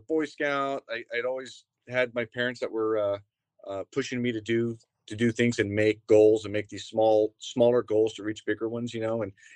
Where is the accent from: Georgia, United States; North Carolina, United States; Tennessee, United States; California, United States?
California, United States; I grew up as in California, and I had some roots here